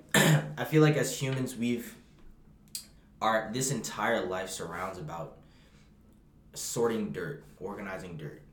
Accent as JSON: {"language": "English", "country": "Bahamas", "said": "I'm from the Bahamas"}